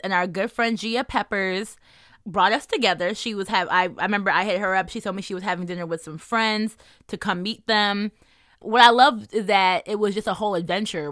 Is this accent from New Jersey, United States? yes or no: yes; New Jersey, United States; I'm also from New Jersey